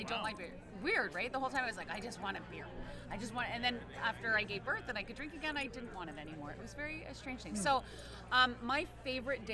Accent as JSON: {"language": "English", "country": "Canada", "said": "I'm Canadian"}